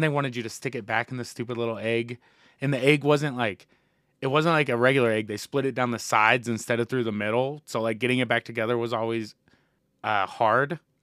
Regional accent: Indiana, United States; moved away; my hometown back in Indiana

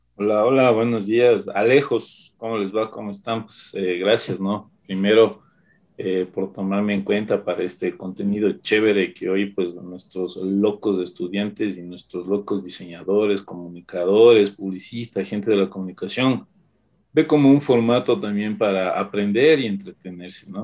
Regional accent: Ecuador

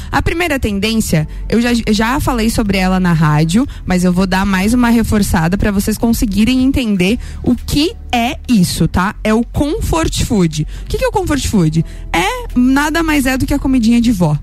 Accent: São Joaquim, Santa Catarina, Brazil; lá de São Joaquim, da minha terra é, querida, onde eu nasci

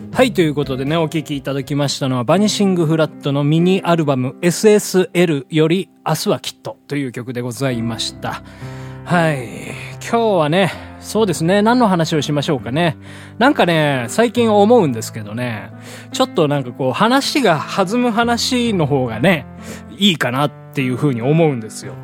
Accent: Hiroshima, Japan; moved away as an adult; also born or lived in Tokyo; 実家のね、あの、地元の広島でやってたんですけど

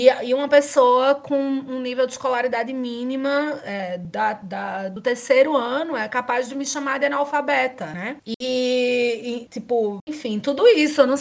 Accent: Brazil; até eu abrir a boca, por exemplo, ninguém sabe que eu sou brasileira.

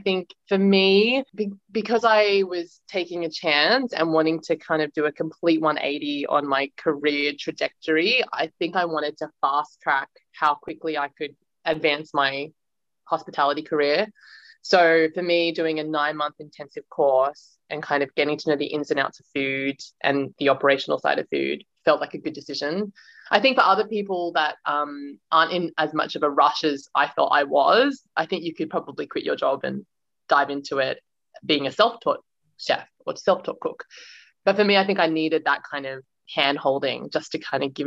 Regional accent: Sydney, New South Wales, Australia; moved away as an adult; also born or lived in Indonesia; now in London, United Kingdom; I'm from Sydney originally. So, yeah, two homes, Sydney and London. Although I guess you could call Indonesia the third home, actually. So, yeah, a bit of a nomad in that way. But yes, born in Sydney

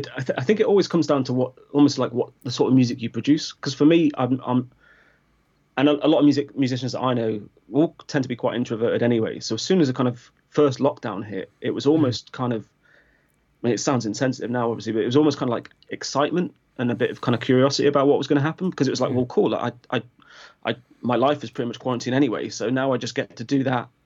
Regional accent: Crewe, North West England, United Kingdom; now in Brighton, United Kingdom; I grew up in Crewe, just around your neck of the woods, or near your neck of the woods, I guess.

